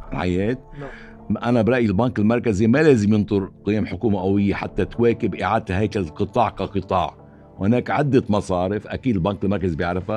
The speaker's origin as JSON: {"language": "Arabic", "country": "Lebanon", "said": "نحن كلبنانيين"}